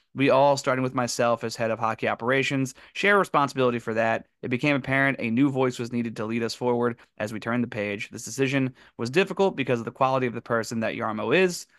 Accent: Pennsylvania, United States; we're from Pennsylvania

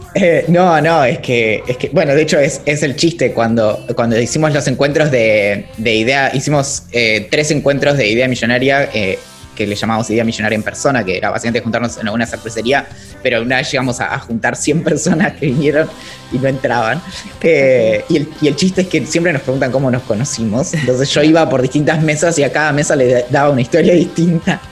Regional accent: Bariloche, Río Negro, Argentina; yo crecí, nací crecí en Bariloche

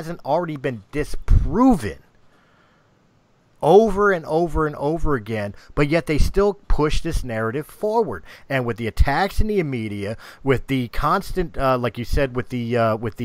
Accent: United States

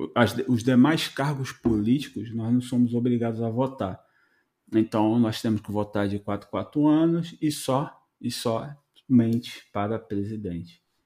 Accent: Rio de Janeiro, Brazil; now in Canada; Eu venho do Rio, então eu morava em Santa Cruz, Rio de Janeiro.

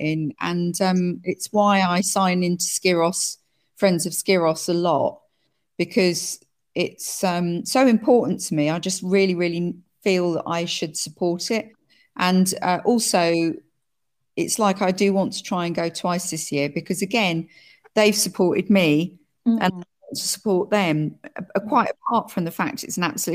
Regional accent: United Kingdom; now in France; I'm British and French

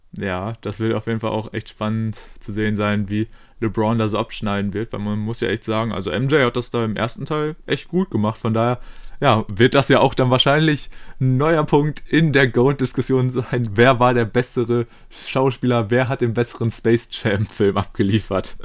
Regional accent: Germany; als ähm, ja, Deutsche

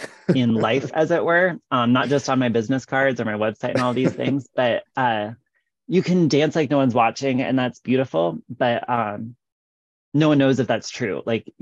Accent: West Des Moines, Iowa, United States; moved away as an adult; also born or lived in Philadelphia / Japan; now in Iowa City, United States; I'm actually from West Des Moines, which is west of Des Moines, the capital of Iowa. So my family's all here.

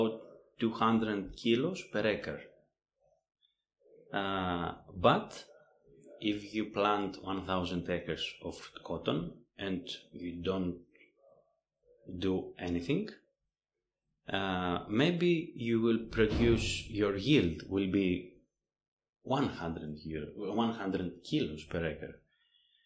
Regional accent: Greece; moved away as an adult; I come from Greece

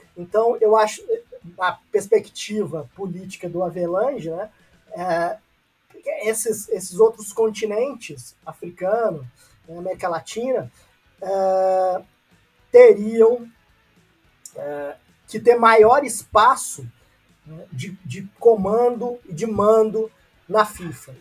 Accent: Brazil; enquanto brasileiros

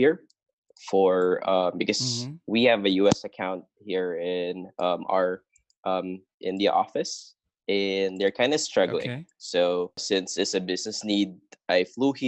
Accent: Rizal, Calabarzon, Philippines; I am from Quinta, Rizal

